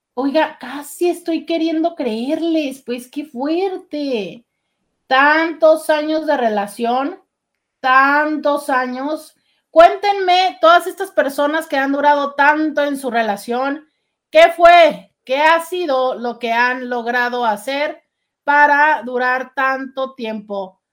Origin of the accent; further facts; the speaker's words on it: Mexico; como mexicano